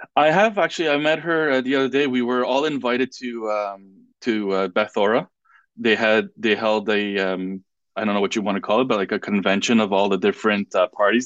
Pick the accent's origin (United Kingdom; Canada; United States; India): Canada; Quebec; first language French; English is a second language; my parents uh, immigrated from Israel uh, with my two sisters to here in uh, '76, um, I was born in '81, and uh, because of the uh, Law 101 was already implemented, I had to go to uh, to French school